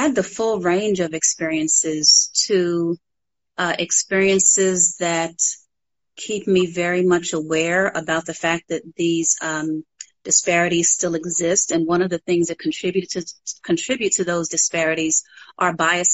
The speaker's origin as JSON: {"language": "English", "town": "New York City", "region": "New York", "country": "United States", "tie": "born or raised there", "moved": "as an adult", "lives_now": "Atlanta, United States", "said": "as a child growing up in Harlem"}